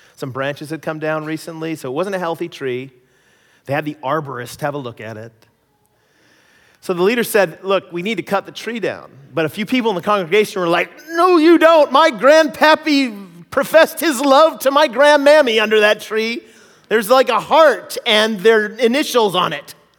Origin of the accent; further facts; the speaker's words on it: United States; moved away as an adult; also born or lived in Canada; now in British Columbia, Canada; my experiences as being an American in Canada.